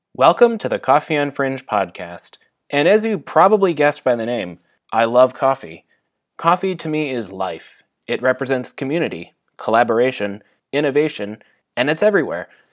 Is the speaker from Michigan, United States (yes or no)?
yes; Michigan, United States; also born or lived in Atlanta, Georgia; now in Southern California, United States; I was born and raised in Michigan, lived in Atlanta, Georgia, and then I moved to Southern California